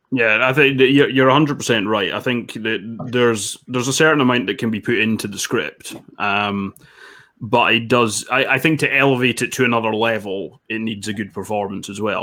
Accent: Dundee, Scotland, United Kingdom; also born or lived in England; now in Edinburgh, United Kingdom; I'm currently in Edinburgh, and I'm originally from Dundee, slightly north of there

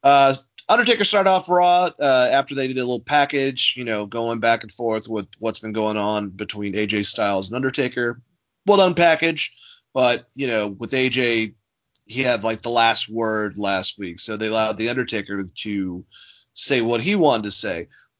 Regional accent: Massachusetts, United States; the name of my state

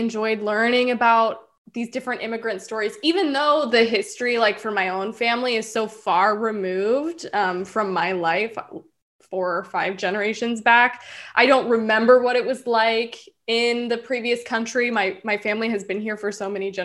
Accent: the South, United States; I'm from the South

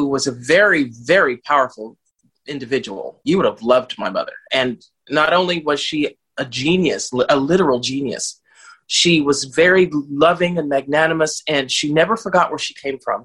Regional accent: Los Angeles, California, United States; moved away as an adult; also born or lived in United Kingdom; now in Italy; I grew up in Bel Air and Malibu, which are the exclusive neighborhoods in Los Angeles

